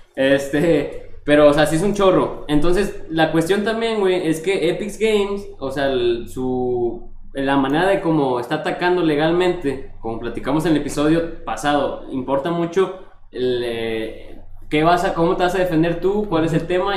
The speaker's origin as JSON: {"language": "Spanish", "country": "Mexico", "said": "como buen mexicano"}